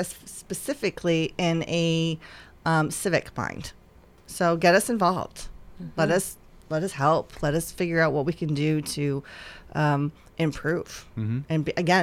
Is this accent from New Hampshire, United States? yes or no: yes; New Hampshire, United States; also born or lived in Chicago; So never heard of it growing up in the Northeast where I was living in New Hampshire. And then I moved to Chicago and heard all about it.